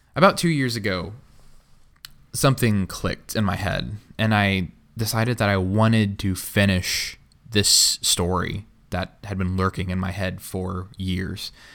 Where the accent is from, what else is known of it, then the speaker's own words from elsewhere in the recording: Tulsa, Oklahoma, United States; I grew up in Tulsa, Oklahoma